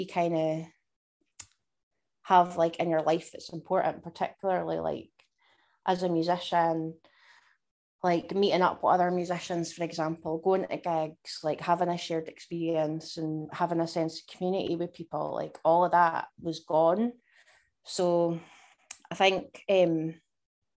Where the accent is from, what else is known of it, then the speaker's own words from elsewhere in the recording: Dumfries and Galloway, Scotland, United Kingdom; I grew up in a wee place in Dumfries and Galloway, and spent my whole life in Scotland